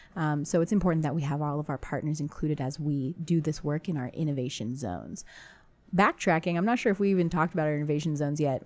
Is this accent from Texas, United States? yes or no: yes; San Antonio, Texas, United States; also born or lived in Cambridge, Massachusetts; San Antonio being my hometown